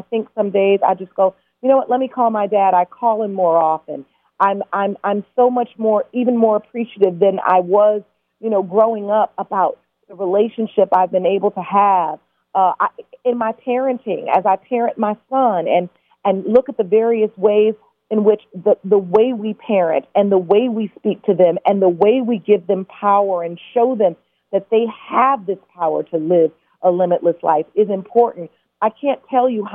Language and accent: English; Detroit, Michigan, United States; I'm from Detroit, Chicago